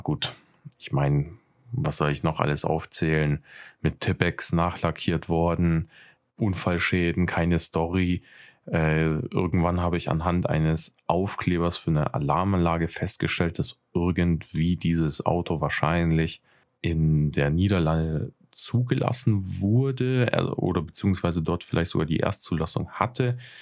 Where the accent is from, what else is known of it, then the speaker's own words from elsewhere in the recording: Nuremberg, Bavaria, Germany; 27, bin aus Nürnberg